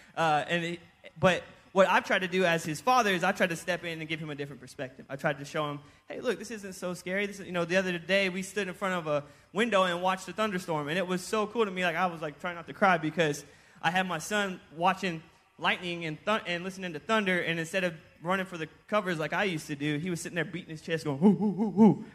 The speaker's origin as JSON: {"language": "English", "town": "Houston", "region": "Texas", "country": "United States", "also_born_or_lived": "Kansas", "moved": "yes", "said": "I'm from Houston"}